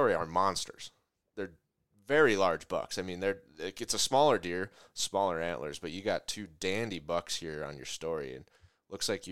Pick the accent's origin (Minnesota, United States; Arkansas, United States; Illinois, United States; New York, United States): Minnesota, United States; I'm from Minnesota